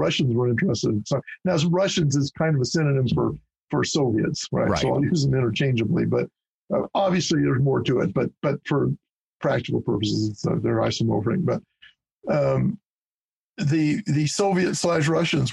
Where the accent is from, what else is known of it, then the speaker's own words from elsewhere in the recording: Nevada, United States; also born or lived in Oregon / Wyoming; growing up in Nevada